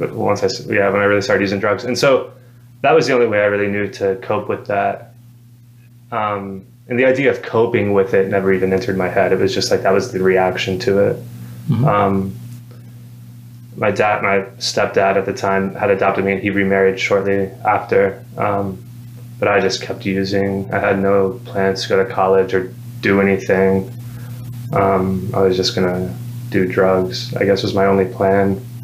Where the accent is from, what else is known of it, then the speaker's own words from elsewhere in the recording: Madison, Alabama, United States; I grew up in Madison